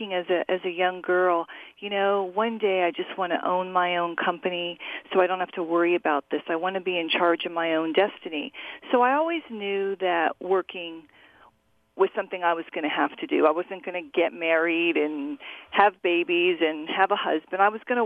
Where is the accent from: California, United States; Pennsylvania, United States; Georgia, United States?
California, United States; Orange County; I grew up in Orange County, California